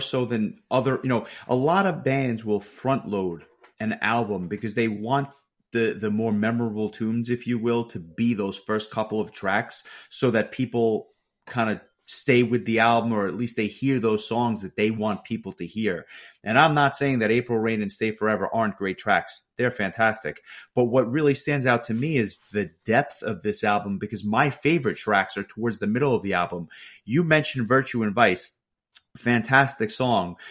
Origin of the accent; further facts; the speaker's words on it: New York, United States; a New Yorker